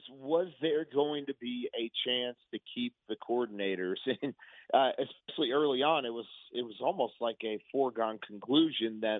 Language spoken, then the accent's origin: English; Waco, Texas, United States; also born or lived in Denton, Texas; I'm born and raised in Waco, down there in the area, and then I, went to school at North Texas at, at UNT